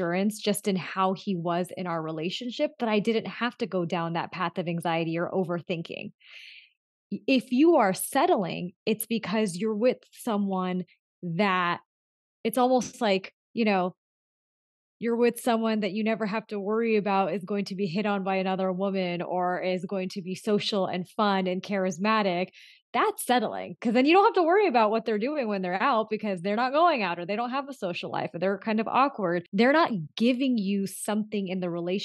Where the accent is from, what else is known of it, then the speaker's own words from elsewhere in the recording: Southern California, United States; also born or lived in Los Angeles; I was a first generation born and raised in Southern California. And I grew up in a really small town, and it was mostly whites and some Hispanics. And then I moved to LA when I was 15